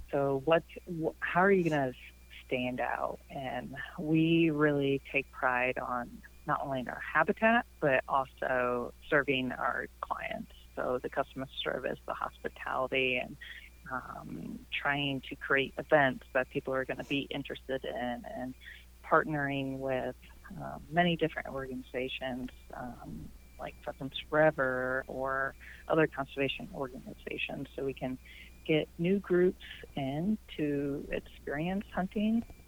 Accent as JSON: {"language": "English", "town": "Iowa City", "region": "Iowa", "country": "United States", "tie": "born or raised there", "also_born_or_lived": "Riverside, Iowa", "said": "I grew up in Iowa City"}